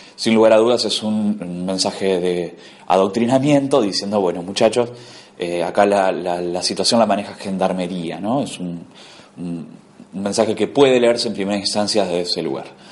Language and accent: Spanish; Argentina; como argentinos